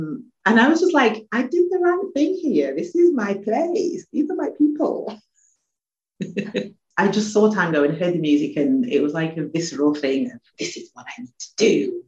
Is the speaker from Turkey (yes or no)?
no; England, United Kingdom; And I mean, I come from England, so when I went there I didn't get culture shock.